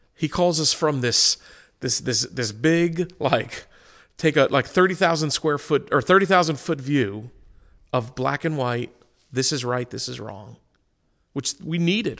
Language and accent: English; United States; as an American Christian body